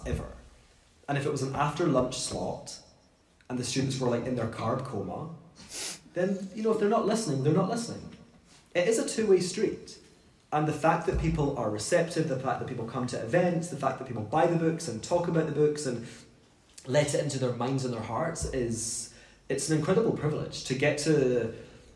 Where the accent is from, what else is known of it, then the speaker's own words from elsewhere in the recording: Scotland, United Kingdom; when we grew up in Scotland, we ate pomegranate